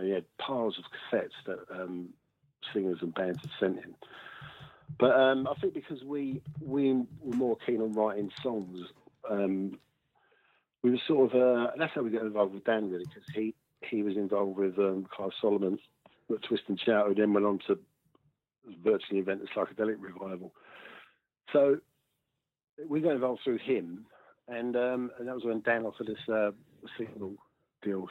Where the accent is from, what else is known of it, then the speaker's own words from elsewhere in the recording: London, United Kingdom; we came from South London